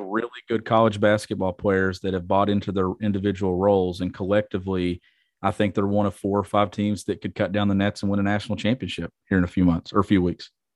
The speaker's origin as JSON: {"language": "English", "region": "Kentucky", "country": "United States", "tie": "born or raised there", "said": "growing up in Kentucky"}